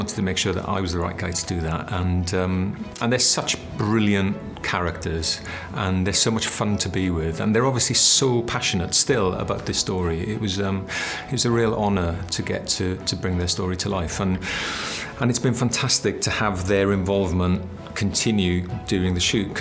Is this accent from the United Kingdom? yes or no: yes; South Wales, United Kingdom; I come from South Wales. I was brought up in the valleys.